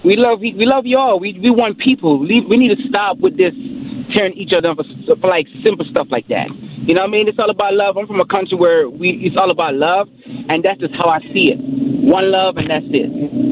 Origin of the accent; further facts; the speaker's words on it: Jamaica; You see, for me, as a Jamaican, again, how I was raised, we was raised to accept people from the outside.